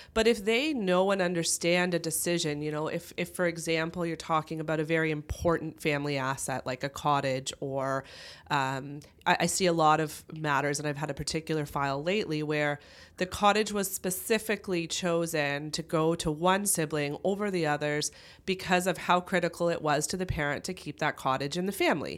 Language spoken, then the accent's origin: English; Kitchener, Ontario, Canada; also born or lived in London, Ontario; I grew up in the Kitchener-Waterloo area